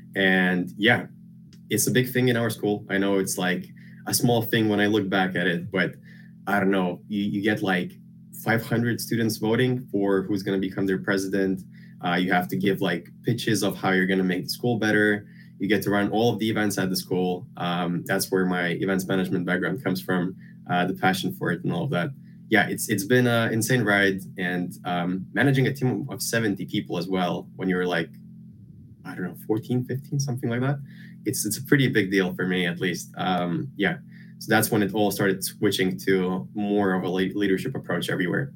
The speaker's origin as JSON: {"language": "English", "country": "Lithuania", "tie": "born or raised there", "moved": "as an adult", "lives_now": "United Kingdom", "said": "I grew up in Lithuania. Uh, I've basically lived my whole life there near the capital."}